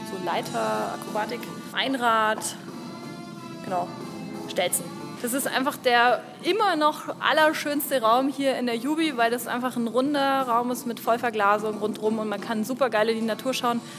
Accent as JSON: {"language": "German", "town": "Greina", "country": "Germany", "said": "Ähm, ich komme aus Greina."}